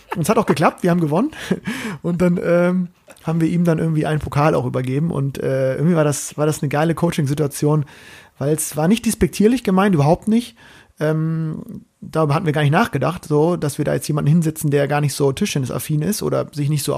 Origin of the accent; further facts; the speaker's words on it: Bremen, Germany; aus meiner Heimat, aus meiner ähm, Bremer Hansestadt